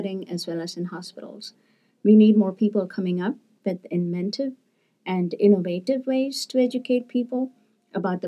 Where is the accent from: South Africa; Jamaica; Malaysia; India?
India; moved away as an adult; also born or lived in Seattle, United States; now in United States; as a 14-year-old growing up in India